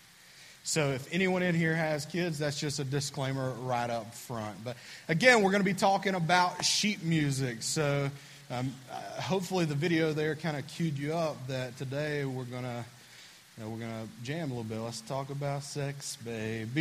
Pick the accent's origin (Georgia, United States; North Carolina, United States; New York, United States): North Carolina, United States; Bethlehem; Right on the other side of the lake is Bethlehem. That's where I grew up. I'm from Bethlehem, North Carolina.